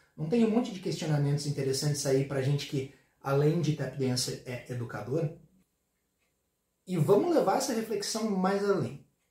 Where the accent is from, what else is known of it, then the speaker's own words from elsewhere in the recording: Porto Alegre, Rio Grande do Sul, Brazil; eu sou de Porto Alegre